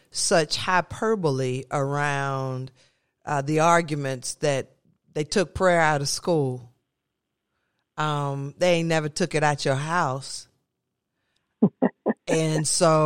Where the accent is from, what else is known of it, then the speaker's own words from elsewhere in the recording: Kennett, Missouri, United States; my hometown, Kennett, Missouri.